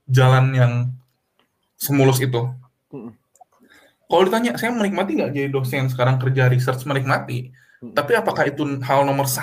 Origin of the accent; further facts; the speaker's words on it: West Java, Indonesia; now in Netherlands; Jadi kalau di Indonesia mah saya orang Sunda, saya bisa bahasa Indonesia, saya bisa bahasa Sunda gitu.